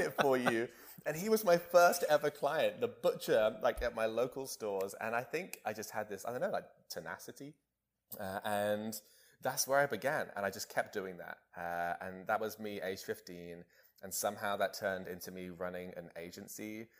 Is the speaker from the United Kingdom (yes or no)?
yes; Bonny, England, United Kingdom; my hometown in, uh, in Bonny, England